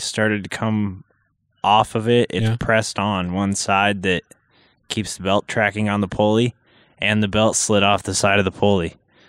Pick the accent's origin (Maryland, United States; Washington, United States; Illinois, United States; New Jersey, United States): Washington, United States; Vancouver; Vancouver, Washington.